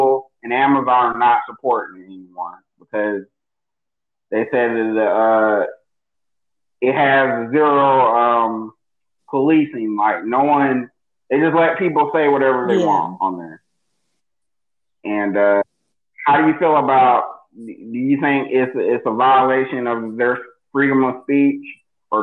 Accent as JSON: {"language": "English", "country": "United States", "said": "It's rough living in America"}